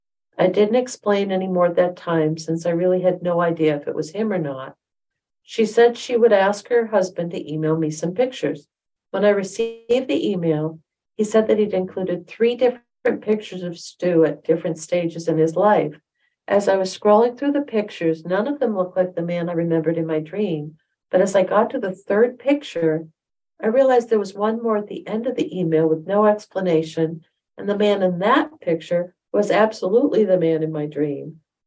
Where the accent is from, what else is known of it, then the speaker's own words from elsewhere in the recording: Utah, United States; I grew up in Utah and he lived in Wisconsin.